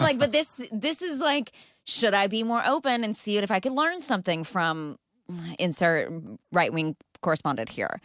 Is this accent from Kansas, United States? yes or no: no; Texas, United States; now in Los Angeles, United States; I grew up in Texas, th-, where there's snakes in the pools